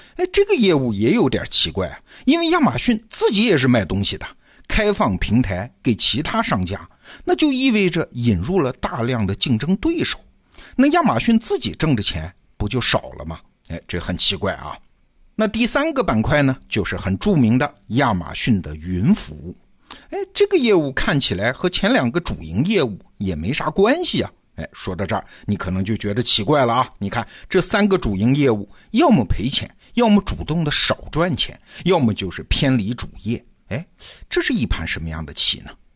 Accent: China; 就像我们中国人用的淘宝或者是京东那样

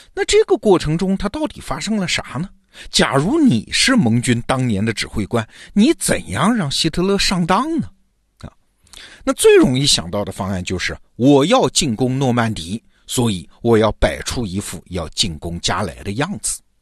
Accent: China; 我们中国人

